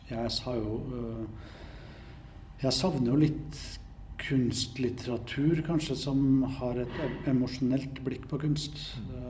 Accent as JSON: {"language": "Norwegian", "town": "Trondheim", "region": "Trøndelag", "country": "Norway", "tie": "born or raised there", "said": "Jeg vokste opp her i Trondheim gikk på museum, kopierte andre kunstnere."}